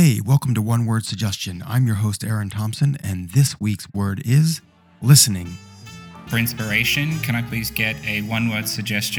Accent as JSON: {"language": "English", "country": "Australia", "said": "as we say in Australia, a bucks night"}